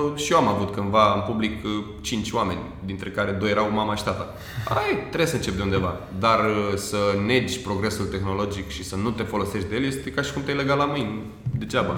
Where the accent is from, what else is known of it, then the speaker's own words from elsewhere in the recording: Romania; pentru noi, ca români